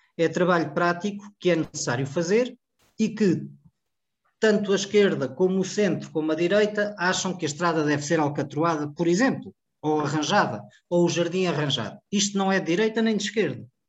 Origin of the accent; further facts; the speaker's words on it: Cartaxo, Santarém District, Portugal; eu sou do Cartacho, não é? Da freguesia Cartacho e Valda Pinta